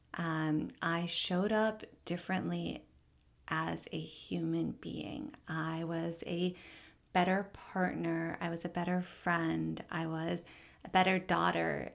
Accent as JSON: {"language": "English", "town": "Richmond", "region": "Virginia", "country": "United States", "tie": "born or raised there", "said": "I am Palestinian American, born and raised in Richmond, Virginia"}